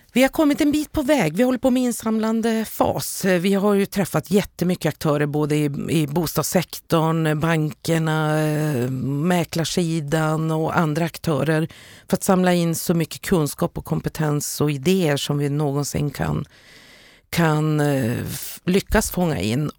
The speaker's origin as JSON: {"language": "Swedish", "town": "Luleå", "region": "Norrbotten County", "country": "Sweden", "said": "städer som Luleå där jag kommer ifrån"}